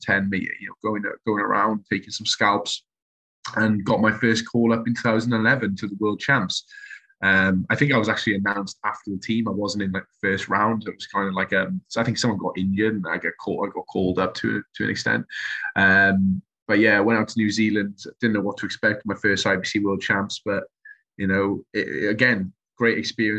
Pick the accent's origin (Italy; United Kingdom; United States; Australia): United Kingdom; Welsh, Wales; being Welsh